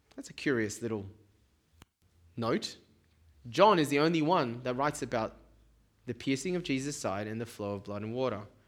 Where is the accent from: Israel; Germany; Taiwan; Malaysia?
Taiwan; now in Sydney, Australia; I come from Taiwan